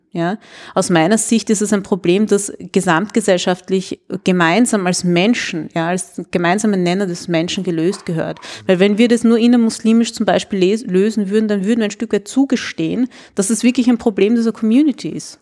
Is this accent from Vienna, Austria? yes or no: yes; Vienna, Austria; Und ich sage dann aus Wien